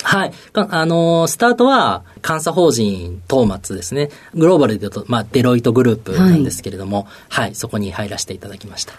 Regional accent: Ibaraki, Osaka, Japan; also born or lived in Kobe, Hyogo; 育ちは、えー、大阪の茨城市というところで育ってますね。

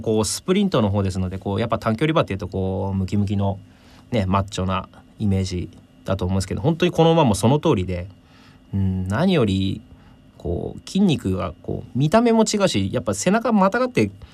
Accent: Maebashi, Gunma, Japan; 地元群馬県であの前橋市なんですが

